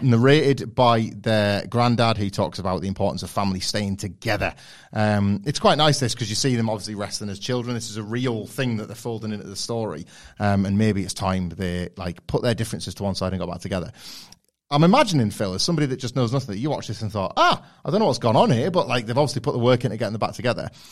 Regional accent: United Kingdom; being from the U K

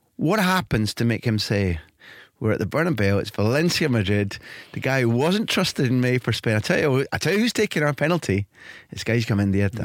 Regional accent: Scotland, United Kingdom; accent: Scottish

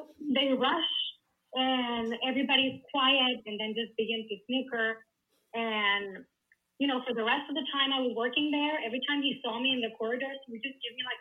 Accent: Colombia; I'm from Colombia

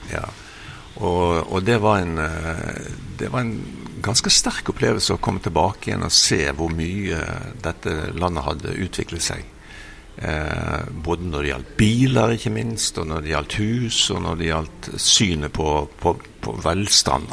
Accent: Bergen, Vestland, Norway; moved away as an adult; also born or lived in Brazil; jeg vokste opp eh, på Melkeplassen, arbeider, et arbeiderstrøk i Bergen.

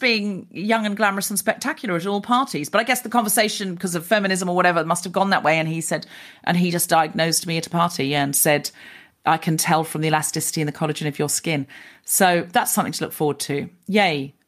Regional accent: Australia; moved away as an adult; I'm Australian.

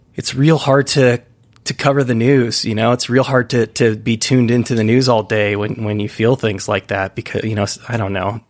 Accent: United States; being an American

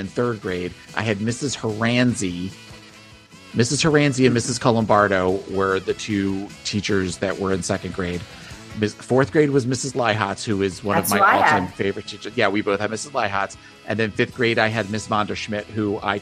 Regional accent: Gloucester Township, New Jersey, United States; moved away as an adult; also born or lived in Laurel Springs, New Jersey; now in Florida, United States; That's where I lived. That's where I grew up. In there.

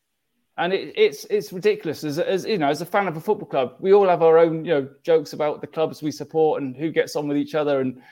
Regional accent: Reading, South East England, United Kingdom; now in Ireland; I live over here in Ireland, but I've born and bred in Reading

